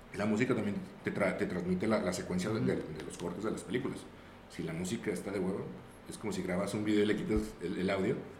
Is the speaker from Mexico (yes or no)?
yes; Zacatecas, Mexico; also born or lived in Aguascalientes; Yo no soy de aquí, yo, yo soy de la ciudad de Aguascalientes pero llegué aquí en la ciudad de Zacatecas a los 3, 4 años.